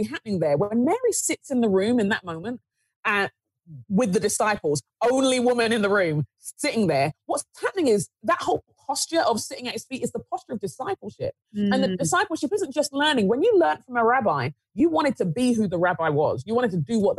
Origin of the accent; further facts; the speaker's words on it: Nigeria; as a Nigerian, as someone growing up in the inner city